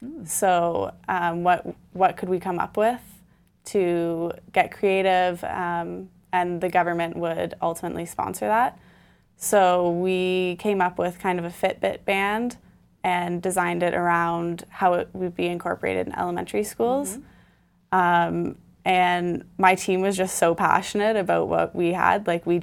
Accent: Milton, Ontario, Canada; now in Toronto, Canada; I'm from Milton.

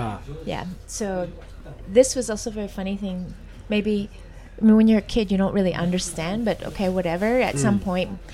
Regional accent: Dallas, Texas, United States; also born or lived in Netherlands; now in Shanghai, China; they moved to Texas, to Dallas, where I grew up

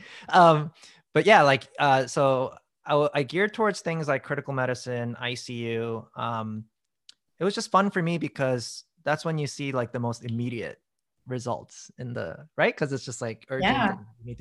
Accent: New York City, New York, United States; also born or lived in South Korea; I moved to New York City from Korea when I was 11 months old. And basically, long story short, grew up there in Queens, in Long Island.

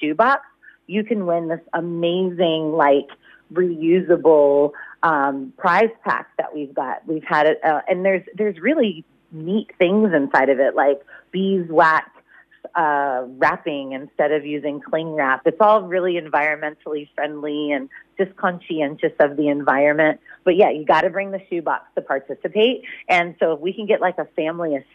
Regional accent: United States; now in Shepparton, Australia; I'm American

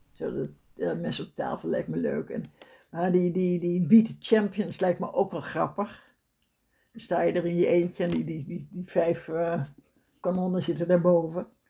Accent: Netherlands; als Nederlander

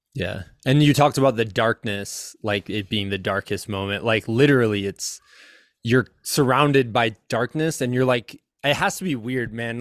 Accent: Iowa, United States; I'm from Iowa in the middle of the United

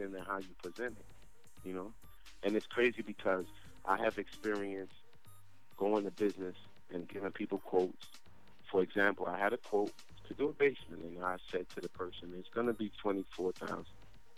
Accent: Jamaica; moved away; I went to school in Jamaica. I grew up in Jamaica.

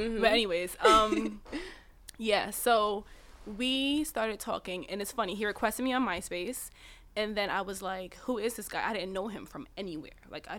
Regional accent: New York City, New York, United States; I was from Queens, Cambria Heights.

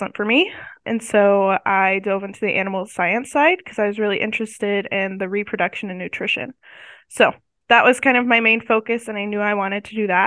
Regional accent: Northeast Kansas, United States; moved away as an adult; I grew up in Northeast Kansas on a farm

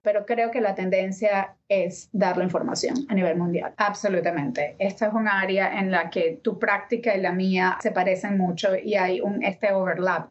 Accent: Venezuela; first language Spanish; moved away as an adult; now in United States; Yo me vine a este país hace más de 20 años y amo muchísimo a mi país, Venezuela

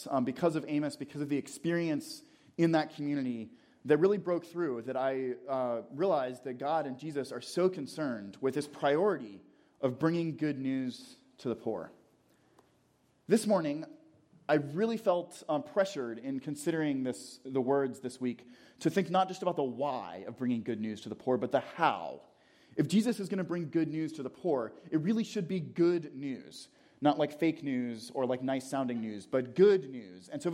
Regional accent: Atlanta, Georgia, United States; I grew up in Atlanta

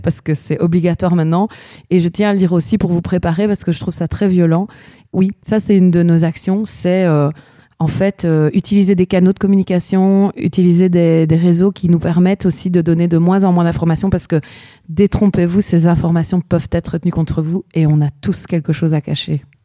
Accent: Chile; moved away; je viens quand même du Chili

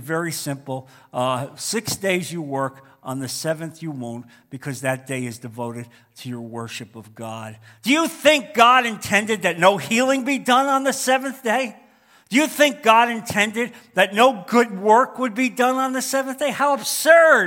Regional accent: New York metropolitan area, United States; moved away; growing up in the New York metropolitan area

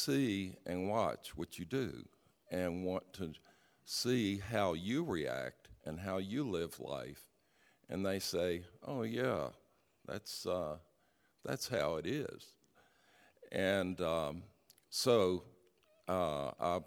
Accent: Richmond, Virginia, United States; I was raised in Richmond, Virginia

